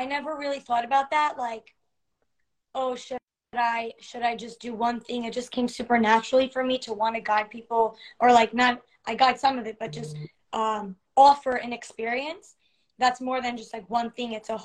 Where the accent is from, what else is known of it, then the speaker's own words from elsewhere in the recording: New Jersey, United States; moved away as an adult; now in Los Angeles, United States; I am originally from New Jersey. I've lived in LA about 5 years now